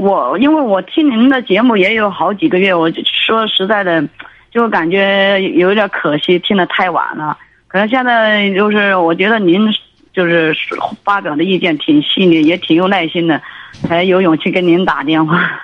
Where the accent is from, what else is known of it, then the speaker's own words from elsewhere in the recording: southern China, China; now in Beijing, China; 在北京，我都是那个南方人